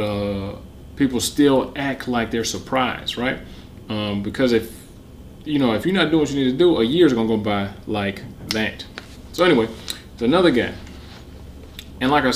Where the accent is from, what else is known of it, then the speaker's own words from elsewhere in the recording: Detroit, Michigan, United States; I'm from Detroit